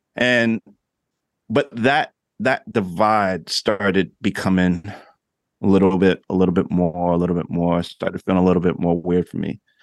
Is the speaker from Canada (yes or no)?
no; New Jersey, United States; moved away as an adult; also born or lived in Oklahoma; I grew up in Jersey